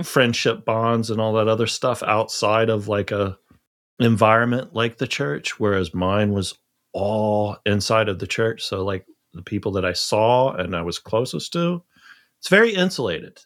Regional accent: Charleston, South Carolina, United States; I grew up in the South

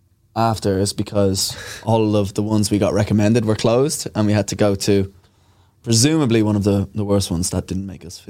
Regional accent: Ireland; I'm Irish as well

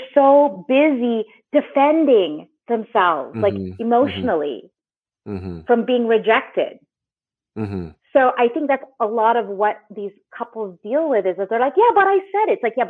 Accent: Philippines; being Filipino, there's a lot of pressure to get married early.

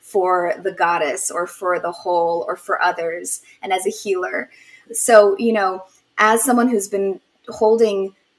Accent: Poland; moved away; I was born in Poland

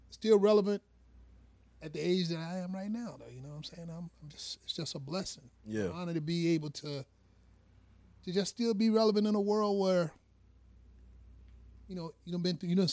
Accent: Petersburg, Virginia, United States; I'm from Petersburg. Well, West Petersburg to be exact, Dinwiddie County. I mean, you know, I've been out there for pretty much all my life. I mean, you know, just born and raised out there.

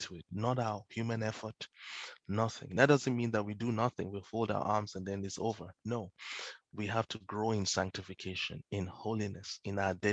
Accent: Nigeria; growing up in Nigeria

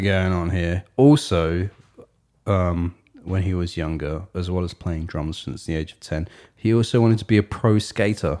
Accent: England, United Kingdom; she moved to England, and I was born in England

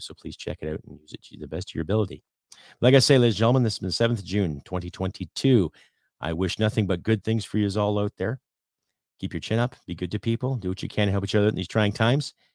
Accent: Canada; as a Canadian

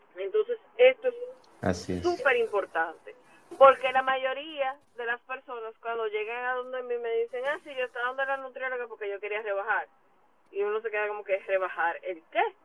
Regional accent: Dominican Republic; como dominicanos

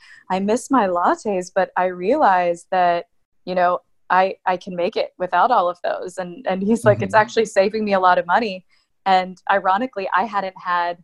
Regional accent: Atlanta, Georgia, United States; moved away; I grew up in Atlanta mostly, but I've lived in a couple different places

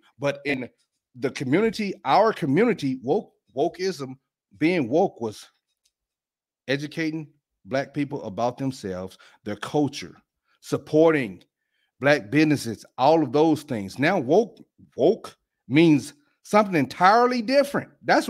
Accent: Alabama, United States; I'm from Alabama.

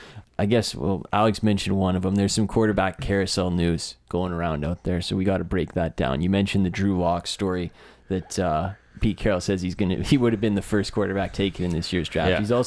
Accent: Canada; we're Canadian

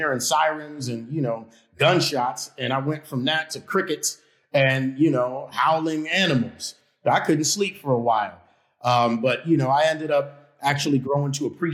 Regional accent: New York City, New York, United States; I was born in Harlem Hospital. And, you know, I had a great upbringing, though, despite the area that I was brought up

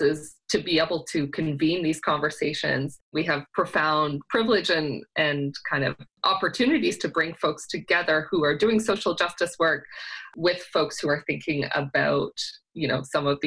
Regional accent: Owen Sound, Ontario, Canada; now in Toronto, Canada; grew up in Owen Sound

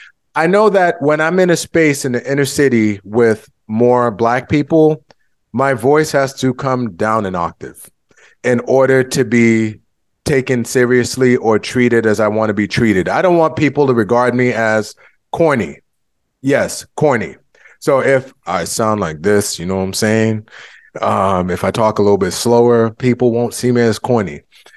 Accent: United States; My parents are both from Haiti. I was born here in the United States, and for a long time, I identified as Haitian American. But these days, I identify more so as Black

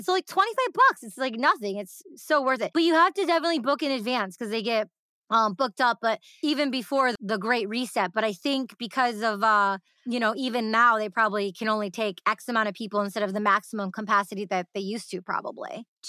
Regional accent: Detroit, Michigan, United States; I grew up in the Detroit electronic music underground scene

